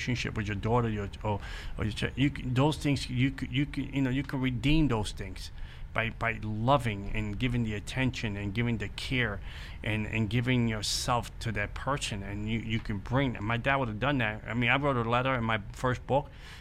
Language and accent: English; New York City, New York, United States; I grew up in the Bronx